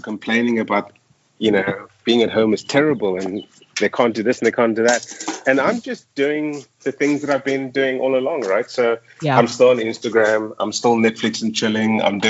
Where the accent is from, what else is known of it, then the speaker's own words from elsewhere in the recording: Johannesburg, Gauteng, South Africa; moved away as an adult; now in Dubai, United Arab Emirates; Yeah, so, you know, I'm from South Africa, which is quite a... And I was living in Johannesburg for like the last 15 years